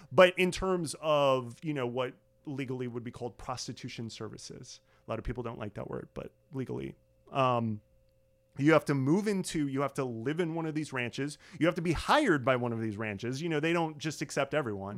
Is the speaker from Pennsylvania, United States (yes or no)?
no; Illinois, United States; my home state of Illinois